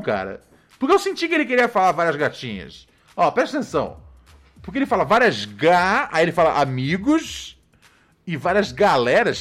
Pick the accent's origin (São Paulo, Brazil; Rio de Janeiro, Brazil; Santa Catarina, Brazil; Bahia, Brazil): Rio de Janeiro, Brazil; sou do Rio de Janeiro